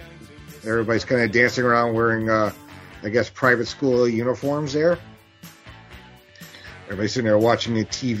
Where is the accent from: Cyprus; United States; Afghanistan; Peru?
United States; New York; growing up in America and New York.